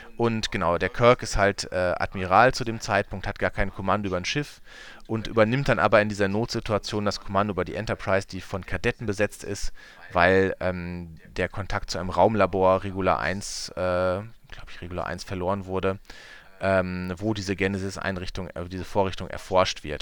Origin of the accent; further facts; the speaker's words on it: Münsterland, North Rhine-Westphalia, Germany; bei uns im Münsterland